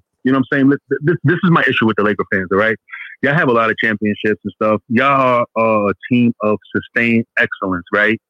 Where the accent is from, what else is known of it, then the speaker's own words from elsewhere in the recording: New York City, New York, United States; Okay, so I'm from New York City.